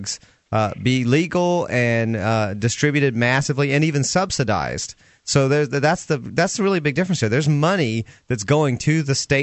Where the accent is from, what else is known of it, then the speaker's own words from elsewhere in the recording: Atlanta, Georgia, United States; moved away; Atlanta has a horrible crime rate. That's my hometown